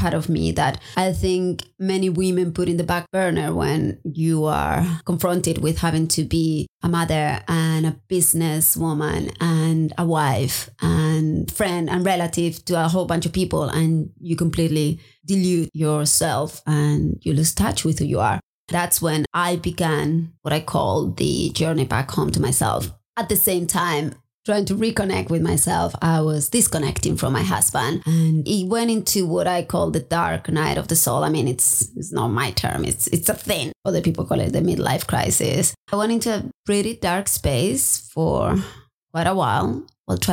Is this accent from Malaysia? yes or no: no; Spain; also born or lived in Maui, Hawaii / United States; now in Hawaii, United States; I'm originally from Spain